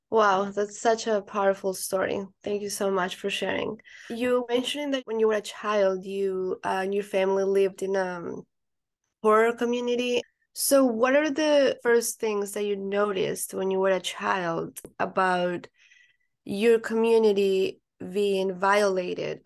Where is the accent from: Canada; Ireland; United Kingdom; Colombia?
Colombia; now in United States; I'm not from here. I'm from Colombia, and I haven't seen my family in four years